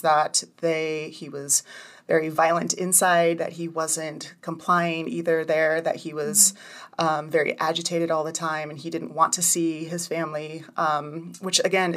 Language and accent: English; Redding, California, United States; also born or lived in Hawaii; My family moved here from Hawaii when I was 8 years old. So that was 27 years ago. Mm-hmm. And I have two brothers and two sisters, and we grew up in Redding.